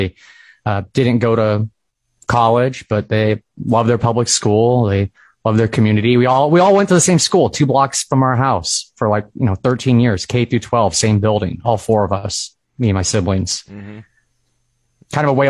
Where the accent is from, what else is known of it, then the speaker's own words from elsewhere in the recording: Brainard, Nebraska, United States; moved away as an adult; also born or lived in David City, Nebraska / Lincoln, Nebraska / Detroit, Michigan; now in New York City, United States; I'm from Brainard. Lived there for, first 19 years of my life, and then I went to UNL. It's there for 5 years, and then I moved to Detroit and moved to New York City, but I'm still always coming back to Nebraska.